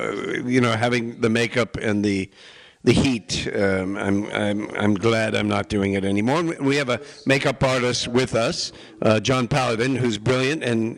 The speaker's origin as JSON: {"language": "English", "town": "New York City", "region": "New York", "country": "United States", "tie": "born or raised there", "said": "Well, I grew up in New York City, so that was tough enough."}